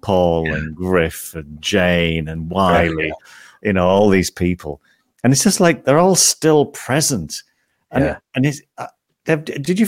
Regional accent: St Helens, North West England, United Kingdom; I was from St. Helens

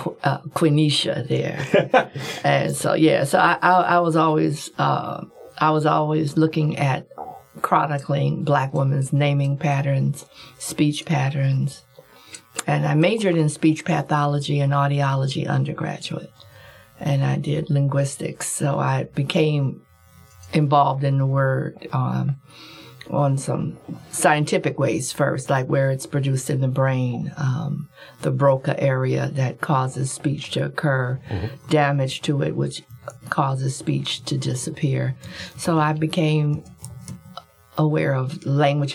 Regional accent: Compton, California, United States; I'm from Compton, and I'm the second of seven children. My father was a gambler, and my mother was a mother. And so I grew up listening to adult language

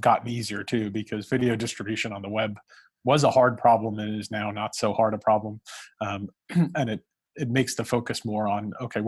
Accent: New York City, New York, United States; I've lived in New York, I grew up in Brooklyn

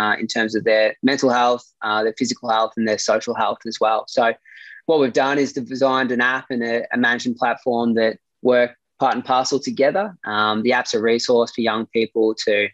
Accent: Gippsland, Victoria, Australia; growing up in Gippsland and being 3 hours away from Melbourne

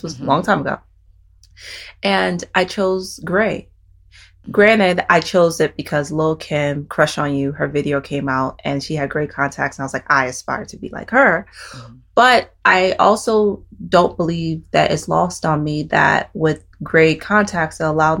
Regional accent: North Carolina, United States; also born or lived in Nigeria / New York / Massachusetts / Maryland; I grew up in North Carolina, then my family moved to New York. I even lived in Massachusetts, then we moved to Maryland. I was born in Nigeria.

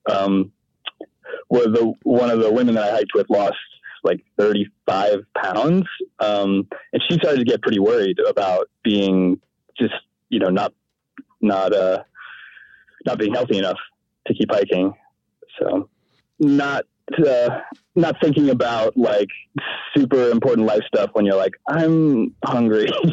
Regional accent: Maine, United States; I'm from Maine

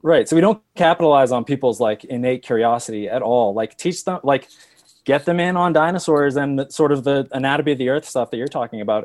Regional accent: New England, United States; now in Colorado, United States; I grew up in New England where it's all kind of just boring granite

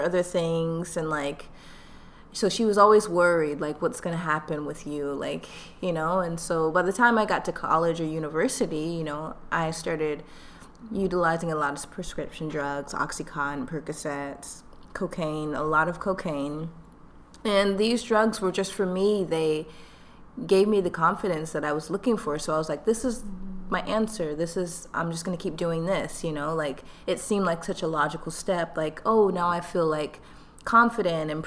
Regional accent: Atlanta, Georgia, United States; accent: Southern; also born or lived in Mukilteo, Washington / Nigeria (ancestry); now in Washington, United States; My family's originally from Nigeria, but I was born in Atlanta, Georgia, so I'm first generation Nigerian American

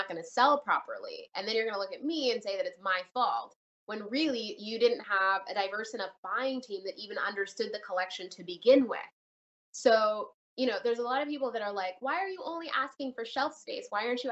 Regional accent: Canada; also born or lived in Jamaica; now in United States; I was born in Canada, raised between Canada and Jamaica

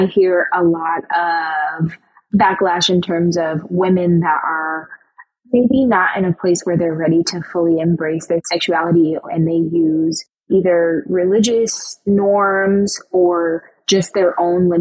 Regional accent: Michigan, United States; moved away as an adult; now in Brooklyn, United States; I am born and raised in Michigan, but I currently live in Brooklyn, New York.

